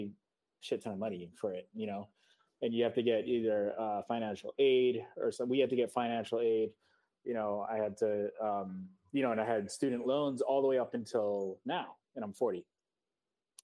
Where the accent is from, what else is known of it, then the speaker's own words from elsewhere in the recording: Seoul, South Korea; now in New York City, United States; I grew up in Korea, in Seoul, and my father had a design agency in Seoul.